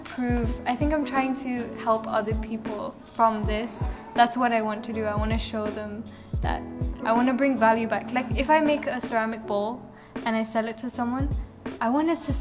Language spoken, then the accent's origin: English; England, United Kingdom; I'm from England, so I don't really know much about my culture at all